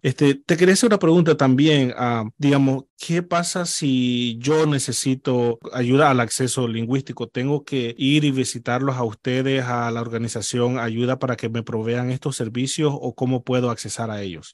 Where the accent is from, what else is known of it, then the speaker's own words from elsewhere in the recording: El Salvador; moved away; yo soy salvadoreño